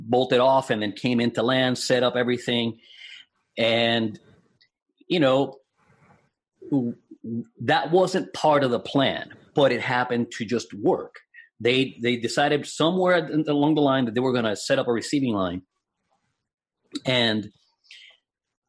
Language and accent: English; Puerto Rico; English is a second language; moved away; my hometown in Puerto Rico